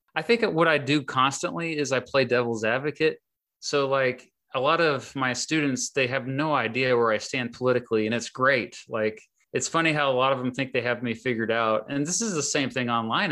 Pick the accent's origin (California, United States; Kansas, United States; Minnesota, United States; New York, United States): Kansas, United States; my home state of Kansas